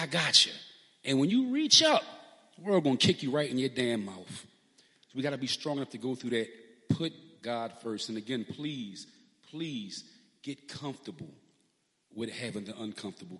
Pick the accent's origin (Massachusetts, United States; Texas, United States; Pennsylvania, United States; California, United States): Pennsylvania, United States; Philadelphia; we're from South Philly